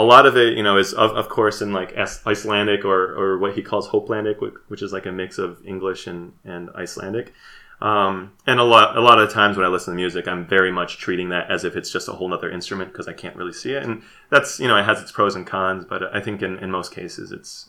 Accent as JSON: {"language": "English", "region": "Midwest", "country": "United States", "said": "And again, there might be some bias there too, because it takes place in the Midwest. I'm from the Midwest, and just kind of seeing that."}